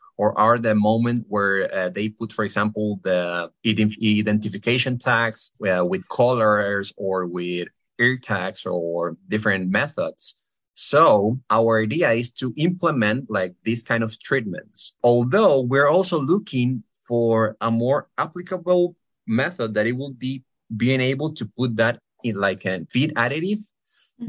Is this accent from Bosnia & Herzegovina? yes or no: no; Costa Rica; moved away as an adult; now in Pennsylvania, United States; I am from Costa Rica.